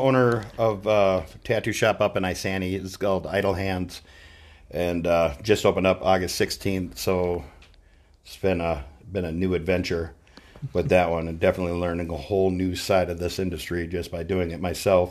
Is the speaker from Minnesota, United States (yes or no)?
yes; Mora, Minnesota, United States; moved away as an adult; also born or lived in Austin, Texas / California; I grew up in Mora, about 30 minutes north of my tattoo shop.